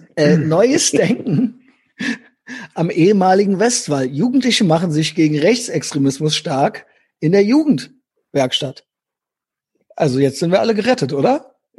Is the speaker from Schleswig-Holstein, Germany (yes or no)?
no; Rhineland-Palatinate, Germany; moved away; Ich komme ja aus äh, Rheinland-Pfalz gebürtig, was ja im Süden an NRW grenzt